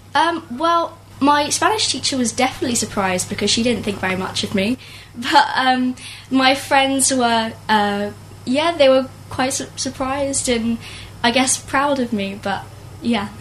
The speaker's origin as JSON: {"language": "English", "town": "Isleworth", "region": "London", "country": "United Kingdom", "tie": "born or raised there", "said": "I'm from London, Isleworth."}